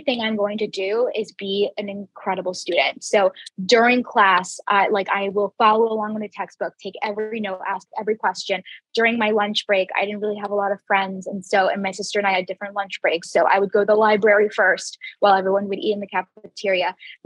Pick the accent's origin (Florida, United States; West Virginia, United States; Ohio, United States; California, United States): Florida, United States; Jacksonville; I grew up in Jacksonville, Florida